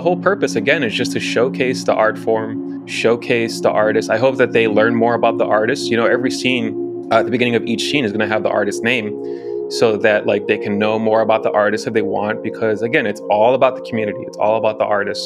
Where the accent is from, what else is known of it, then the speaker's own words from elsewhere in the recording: Chicago, Illinois, United States; now in Los Angeles, United States; originally from Chicago, born and raised, currently living in Los Angeles.